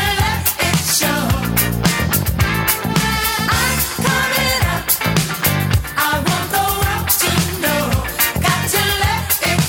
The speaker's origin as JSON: {"language": "English", "town": "Bruges", "region": "Flanders", "country": "Belgium", "tie": "born or raised there", "said": "Since I come from Belgium, I have known mass tourism for my whole life because I live in Bruges"}